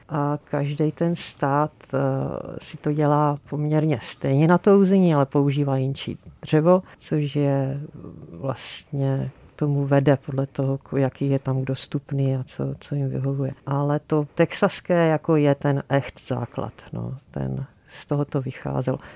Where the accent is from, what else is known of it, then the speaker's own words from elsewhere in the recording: Moravia, Czechia; now in Prague, Czechia; my oba dva jsme z Moravy